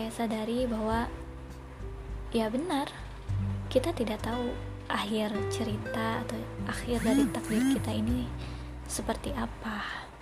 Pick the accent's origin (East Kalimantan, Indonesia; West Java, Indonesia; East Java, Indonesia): West Java, Indonesia; Bandung; saya asli Bandung Dan sekarang sedang menekuni pekerjaan di salah satu lembaga di Jakarta sebagai staf keuangan